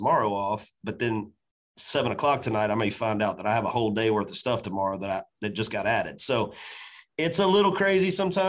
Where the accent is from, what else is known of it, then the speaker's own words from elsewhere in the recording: Macon, Georgia, United States; now in Nashville, United States; my hometown of Macon, Georgia